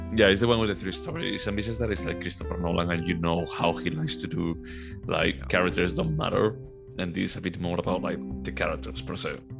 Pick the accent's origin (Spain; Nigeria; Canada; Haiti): Spain; Galicia; born or raised there; moved away